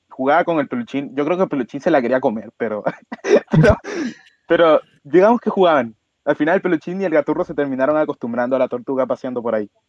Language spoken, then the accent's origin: Spanish; Ecuador; now in Chile; conocí antes de venirme para acá Chile. De hecho, el peluchín eh, viene de allá, viene de allá de Ecuador, de donde yo vengo, nos lo trajimos para acá.